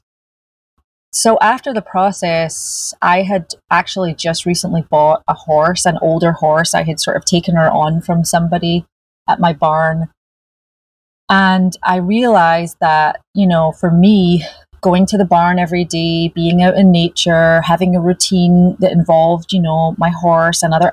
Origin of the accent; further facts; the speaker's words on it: Glasgow, Scotland, United Kingdom; now in California, United States; I grew up in Glasgow